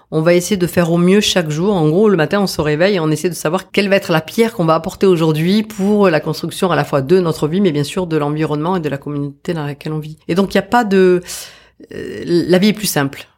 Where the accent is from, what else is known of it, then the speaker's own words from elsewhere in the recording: Bazas, Nouvelle-Aquitaine, France; moved away as an adult; also born or lived in Épernay / Réunion; now in French Polynesia; j'ai grandi dans une petite ville qui est toute petite, qui a 5000 habitants, qui s'appelle Bazas, au sud de Bordeaux